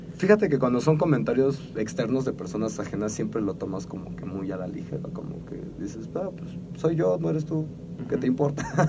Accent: Mexico; como buen mexicano

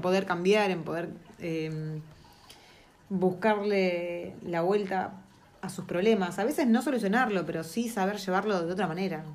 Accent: Argentina; now in New Zealand; nosotros como argentinos

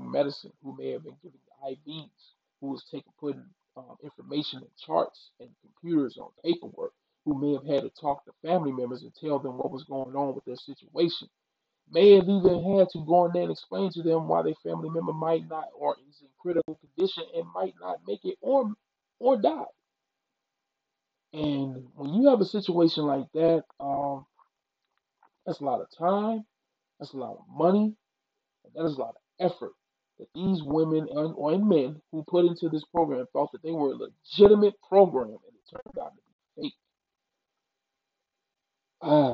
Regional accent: Mississippi, United States; I'm from the South, I'm from Mississippi

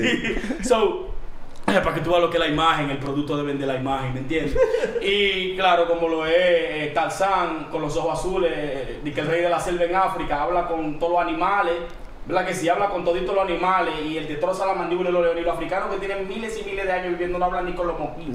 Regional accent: Dominican Republic; yo no soy colombiano, yo soy dominicano

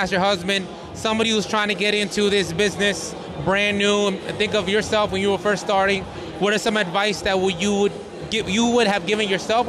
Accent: Bridgeport, Connecticut, United States; now in Hamden, United States; I'm originally from Bridgeport, Connecticut

